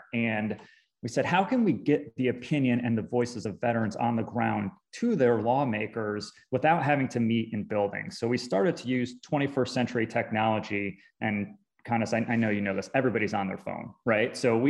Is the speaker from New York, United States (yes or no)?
yes; New York, United States; also born or lived in Florida; now in Atlanta, United States; I'm originally from New York and then spent most of my time in Florida. But after I got out of the service and started to work for nonprofits, Atlanta ended up becoming my home.